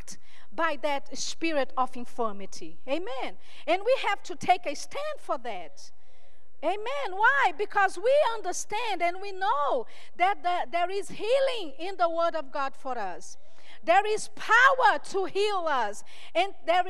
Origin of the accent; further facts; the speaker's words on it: Brazil; I'm from Brazil